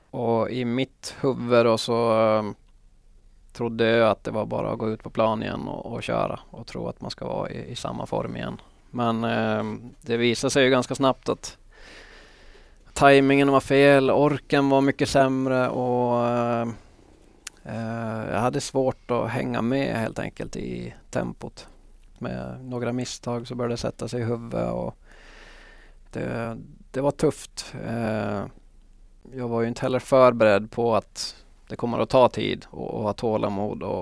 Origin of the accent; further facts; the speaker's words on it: Finland; also born or lived in Liverpool; att jag var en finsk spelare som kan spela ihop i landslag och, och sånt framöver